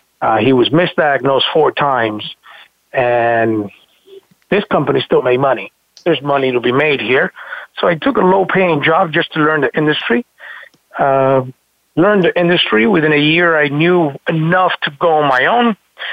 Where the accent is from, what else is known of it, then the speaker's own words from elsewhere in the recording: Florida, United States; Decided to move back to my hometown and where I kind of grew up in South Florida.